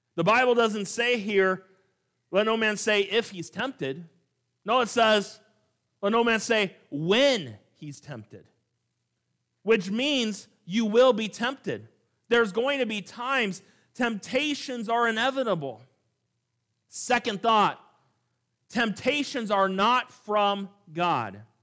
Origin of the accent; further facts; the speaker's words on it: California, United States; moved away; also born or lived in Montana; growing up in California